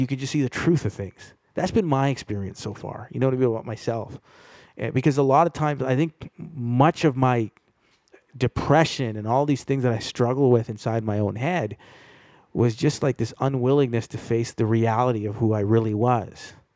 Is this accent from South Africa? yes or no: no; Toronto, Ontario, Canada; I grew up in Toronto